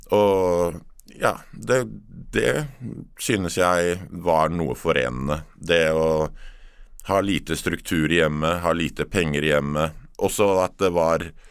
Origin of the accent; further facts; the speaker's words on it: Oslo, Norway; Jeg er oppvokst midt i Oslo by, Torshov-gutt